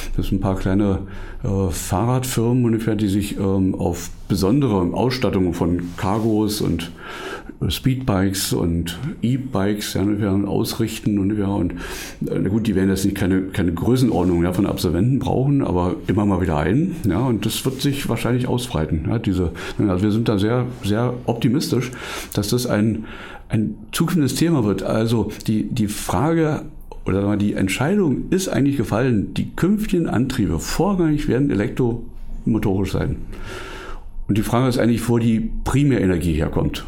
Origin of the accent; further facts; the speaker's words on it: Brandenburg, Germany; ich bin ähm, Brandenburger und auch immer ein bisschen lokalpatriotisch